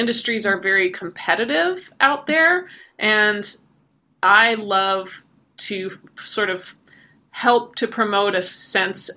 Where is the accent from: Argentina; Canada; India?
Canada; now in Nashville, United States; I'm originally from Canada, but Nashville has been home for a long time